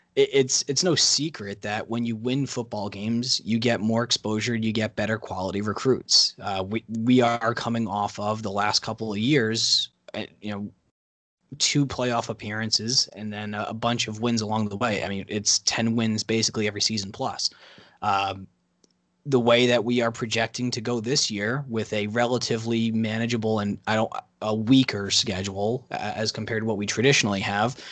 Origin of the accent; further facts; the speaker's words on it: New England, United States; growing up in New England over the past twenty years